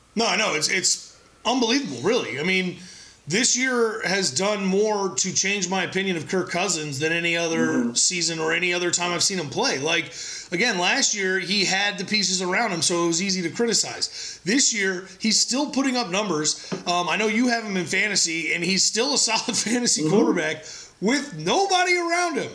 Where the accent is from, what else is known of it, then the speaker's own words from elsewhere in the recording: San Diego, California, United States; I was born in San Diego